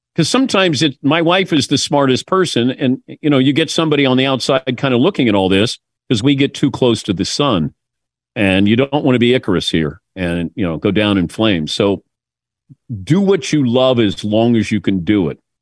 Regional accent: Mason, Ohio, United States; moved away; this kid who's from Mason, Ohio

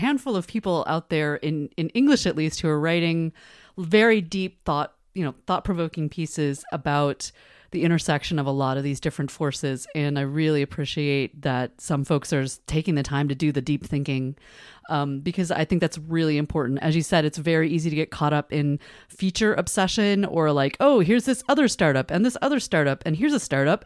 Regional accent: United States; I'm an American

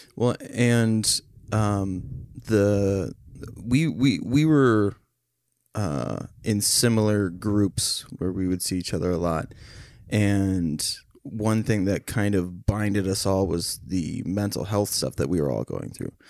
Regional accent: Becker, Minnesota, United States; we grew up in the same town

